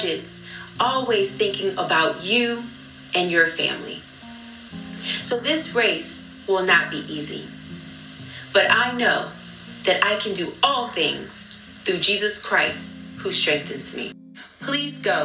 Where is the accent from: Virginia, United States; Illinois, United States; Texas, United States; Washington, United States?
Virginia, United States; Petersburg; growing up in Petersburg, Virginia